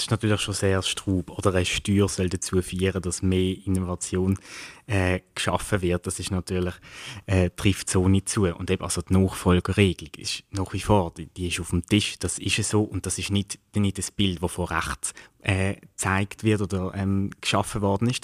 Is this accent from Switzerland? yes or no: yes; Basel, Basel-Stadt, Switzerland; ich komme aus dem Kanton Kanton Basel-Stadt